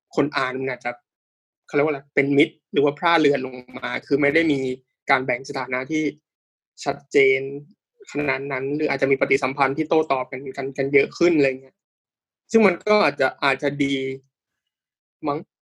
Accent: Thailand; บ้านผมอยู่ต่างจังหวัด

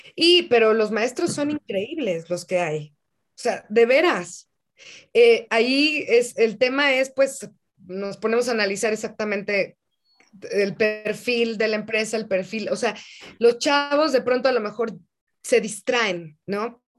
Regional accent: Mexico; en mi país

